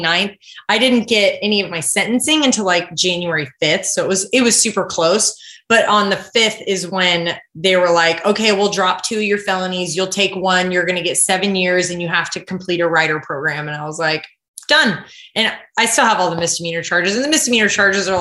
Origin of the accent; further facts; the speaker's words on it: Kodiak, Alaska, United States; moved away as an adult; also born or lived in Idaho; I grew up on Kodiak Island there, and my parents still live there